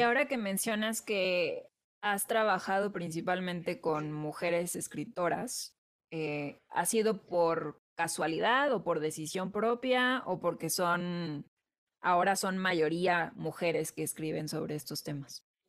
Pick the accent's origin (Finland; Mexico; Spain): Mexico; en una sociedad profundamente católica como la mexicana y en una familia muy, muy, muy católica